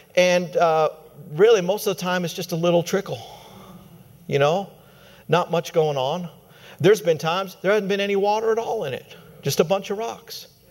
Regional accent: Colorado, United States; my home state, Colorado

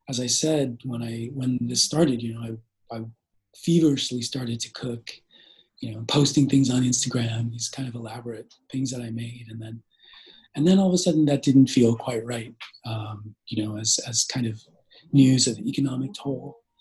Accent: Bay Area, California, United States; I grew up here in the Bay Area

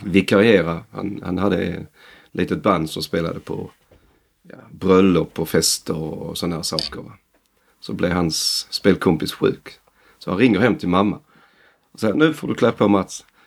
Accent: northern Skåne, Sweden; Vi andra är från Skåne. Okay. Norra Skåne

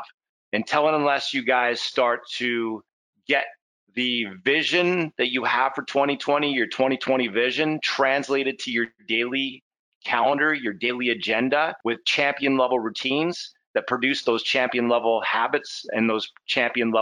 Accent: Canada; we're Canadian, so you know, we're at least I am

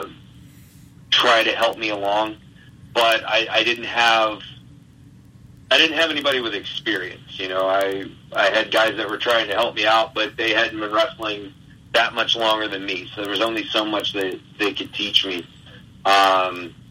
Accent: Stuarts Draft, Virginia, United States; moved away as an adult; also born or lived in Bridgewater, Virginia / Richmond, Virginia; now in Midwest, United States; I grew up in a small town in Virginia named Stewart's Draft

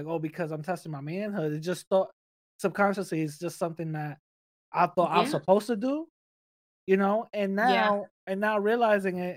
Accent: New York City, New York, United States; English is a second language; I grew up in the Bronx.

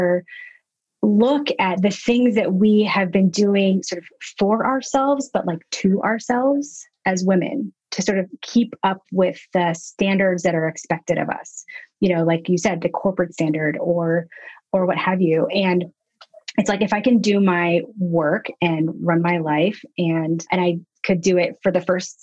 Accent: Nashville, Tennessee, United States; now in Brooklyn, United States; I am from Nashville, Tennessee

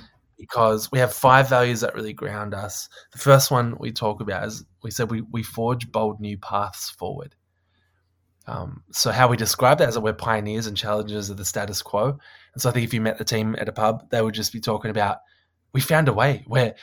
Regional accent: Australia; And I was like, that is so odd as an Australian.

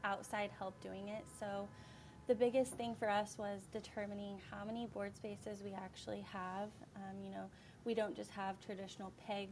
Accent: Effingham, Illinois, United States; moved away as an adult; also born or lived in Delaware; I was born and raised in Effingham

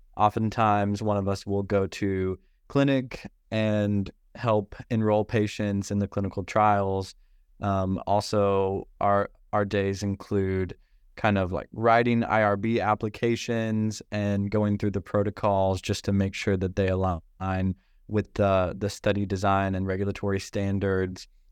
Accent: Northeast Arkansas, United States; moved away as an adult; now in San Francisco, United States; I grew up in Northeast Arkansas

